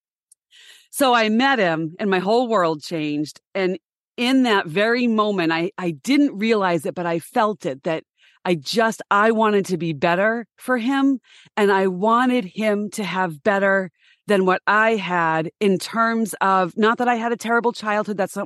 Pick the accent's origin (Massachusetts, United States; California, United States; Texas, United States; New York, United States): Massachusetts, United States; Boston; also born or lived in Denver; I'm from the Boston area. It's an academic mecca here.